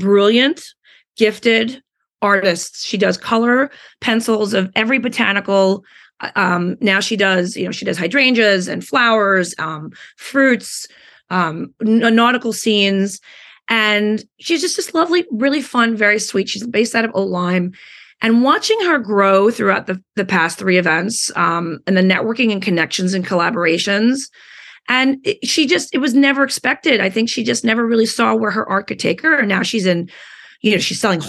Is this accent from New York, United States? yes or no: yes; New York City, New York, United States; I was born and bred in New York City.